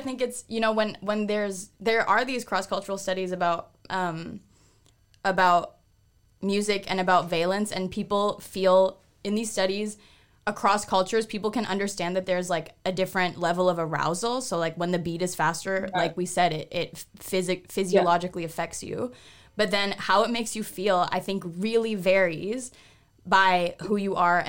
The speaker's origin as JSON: {"language": "English", "town": "Toronto", "region": "Ontario", "country": "Canada", "said": "I listen to … because I'm from Toronto."}